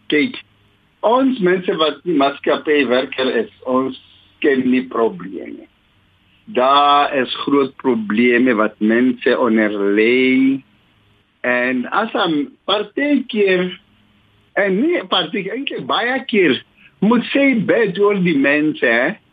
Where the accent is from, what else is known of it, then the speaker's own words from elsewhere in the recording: South Africa; Ons is Suid-Afrikaners